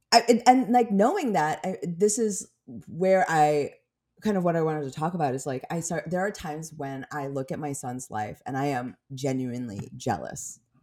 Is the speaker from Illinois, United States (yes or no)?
yes; Skokie, Illinois, United States; also born or lived in Korea / Chicago; I grew up in, like, Skokie